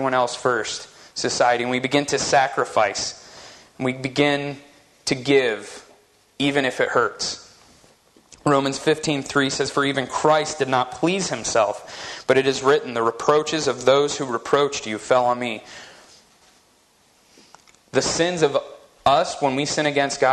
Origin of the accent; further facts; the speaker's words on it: West Virginia, United States; now in Utah, United States; the church that I grew up in West Virginia